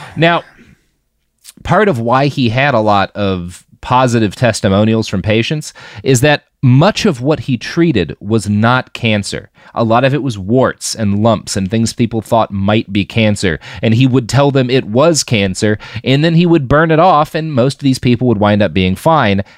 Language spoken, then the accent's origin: English; the South, United States; being a Southerner